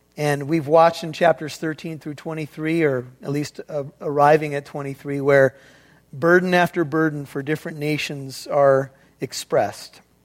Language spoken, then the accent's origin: English; United States; as an American